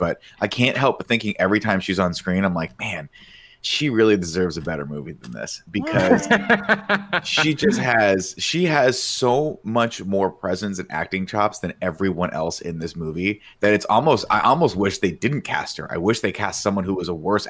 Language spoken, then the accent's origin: English; United States; we're American.